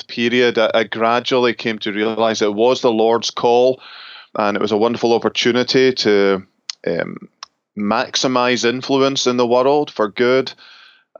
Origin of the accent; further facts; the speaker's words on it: Scotland, United Kingdom; moved away as an adult; also born or lived in Northwest Highlands; now in Grand Rapids, United States; originally from Scotland, where I was born and brought up